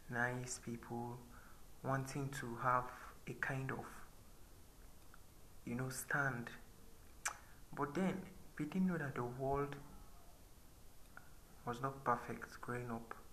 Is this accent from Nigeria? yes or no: yes; Nigeria; I'm currently 21. So I'm I'm a Nigerian and I'm a Christian